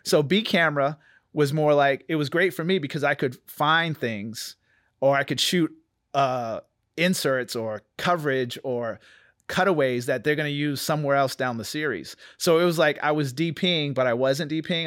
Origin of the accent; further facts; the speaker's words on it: New Bedford, Massachusetts, United States; moved away; I'm from Massachusetts, New Bedford, Massachusetts. I grew up in a small Cape Verdean community